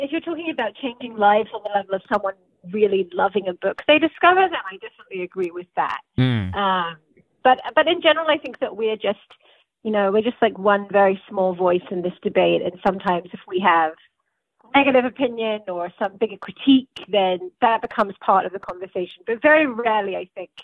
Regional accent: Bedfordshire, East of England, United Kingdom; So I'm from England. I grew up in the south of England in a small town in Bedfordshire

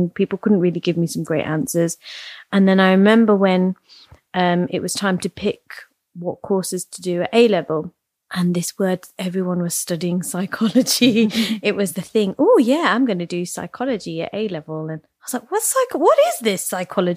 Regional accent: Leicester, East Midlands, United Kingdom; I grew up in Leicester, very kind of Indian, Gujarati centered city

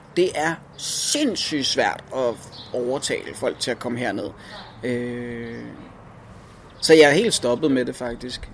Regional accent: Copenhagen, Capital Region of Denmark, Denmark; moved away as an adult; also born or lived in Guldborgsund; Jeg er vokset op i Nyboder

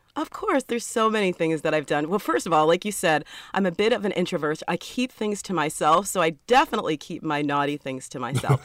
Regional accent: New York City, New York, United States; moved away as an adult; also born or lived in Georgia; I'm from New York City

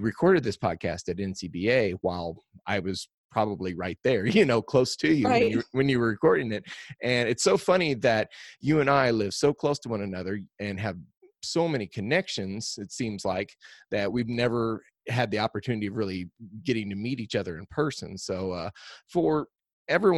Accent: Missouri, United States; my home state

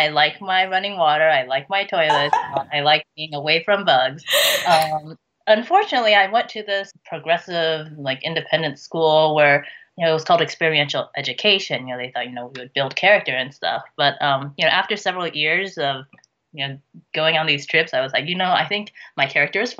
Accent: United States; I'm Chinese American

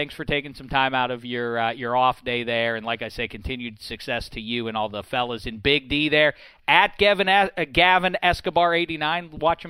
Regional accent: Pittsburgh, Pennsylvania, United States; I'm from Pittsburgh, you see

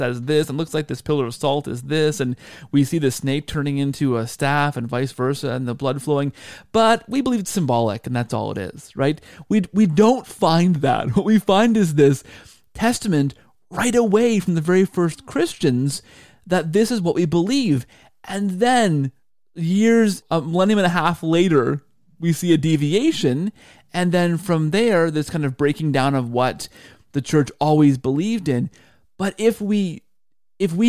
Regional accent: Canada; as a Canadian

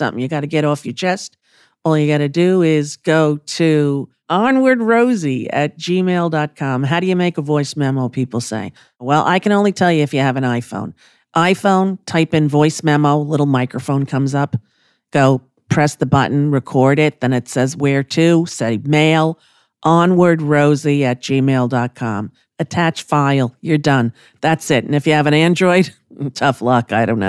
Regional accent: Huntington, New York, United States; And I was in a comedy club in my hometown of Huntington, Long Island.

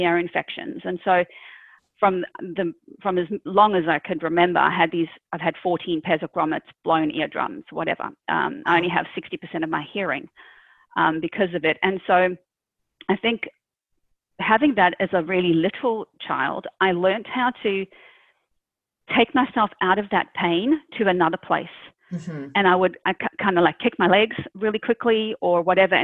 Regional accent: South Africa; moved away as an adult; now in Australia; originally born and raised in South Africa. I immigrated to Australia when I was I think 30

